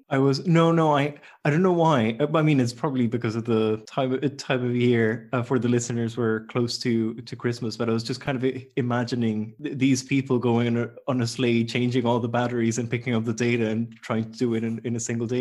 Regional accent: Costa Rica; moved away; I'm from Costa Rica, so it's a very tropical place

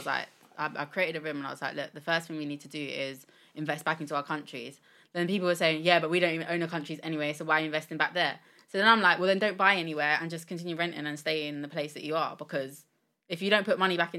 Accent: United Kingdom; I'm 100% British.

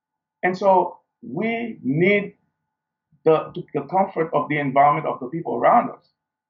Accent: Haiti; growing up in Haiti, we didn't have the luxury of a first world.

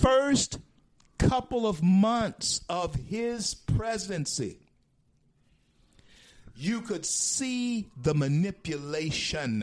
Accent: Shreveport, Louisiana, United States; now in Florida, United States; my hometown of Shreveport, Louisiana

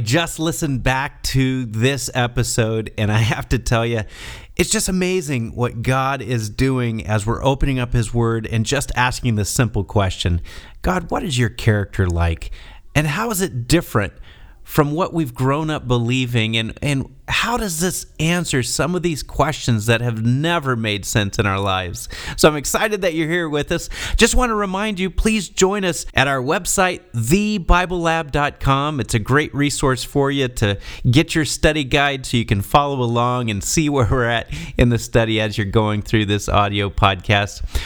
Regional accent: Texas, United States; my friends that I grew up with in Texas

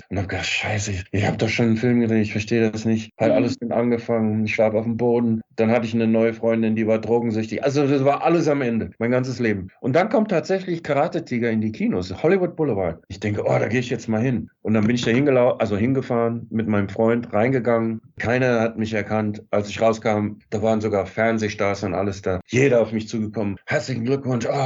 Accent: Germany; ich komme aus Deutschland, ich will auch Schauspieler sein

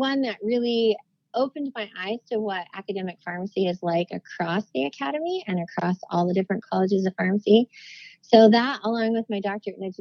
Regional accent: Idaho, United States; moved away as an adult; also born or lived in Washington, D.C.; I'm an Idaho girl born and raised

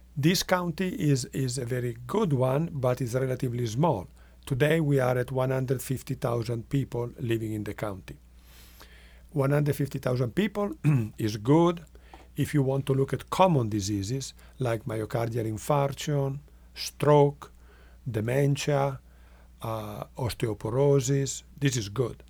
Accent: northwest Italy, Italy; English is a second language; now in Rochester, Minnesota, United States; I am from Italy and, uh, from the northwest. That's the part of the country that is near to France and Switzerland.

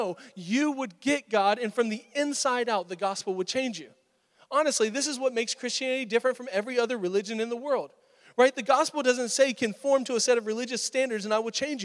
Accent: Florida, United States; I grew up in Florida, and we had hurricanes every year

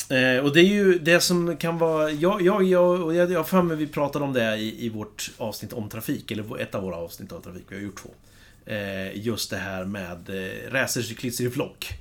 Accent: Kumla, Örebro County, Sweden; moved away; hemma i Kumla

